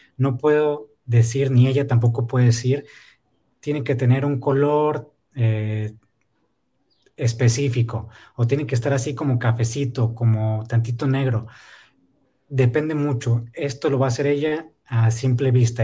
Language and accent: Spanish; Ensenada, Baja California, Mexico; also born or lived in Oaxaca; si no salimos de aquí, de Ensenada